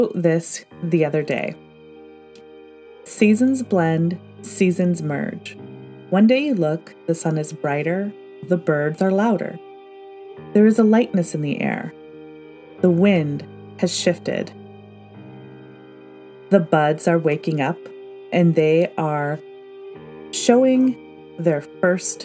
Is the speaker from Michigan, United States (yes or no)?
yes; Michigan, United States; moved away as an adult; now in Pacific Northwest, United States; I spent my formative years growing up in Michigan, which has traditional four seasons